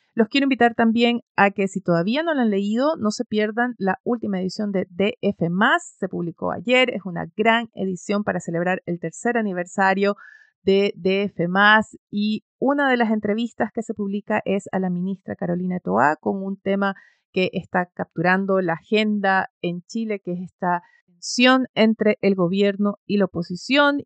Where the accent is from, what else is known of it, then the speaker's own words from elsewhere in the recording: Ecuador; moved away; Ecuador está en ello, es mi país de origen, mi familia está ahí